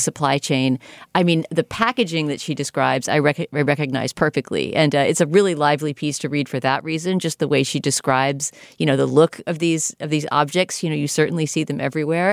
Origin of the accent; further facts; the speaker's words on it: United States; as an American viewer